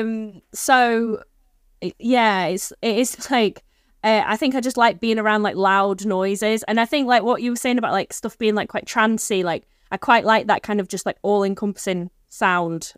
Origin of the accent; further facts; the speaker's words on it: Stockport, North West England, United Kingdom; I grew up in Stockport